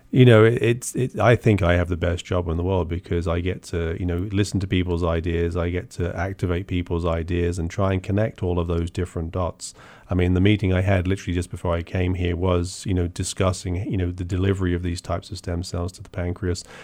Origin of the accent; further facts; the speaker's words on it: Portsmouth, South East England, United Kingdom; moved away as an adult; also born or lived in University of Bath; now in United States; I grew up in Portsmouth